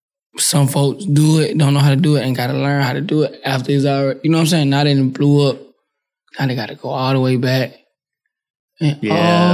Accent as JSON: {"language": "English", "town": "New Orleans", "region": "Louisiana", "country": "United States", "said": "Quill and them facts, and I'm from New Orleans."}